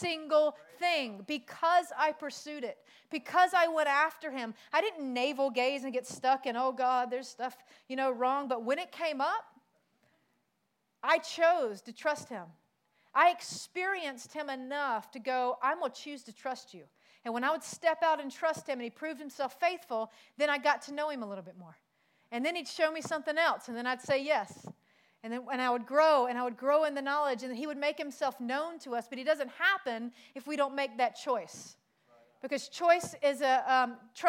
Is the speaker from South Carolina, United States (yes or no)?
yes; South Carolina, United States; moved away; also born or lived in Pacific Islands; I'm from South Carolina.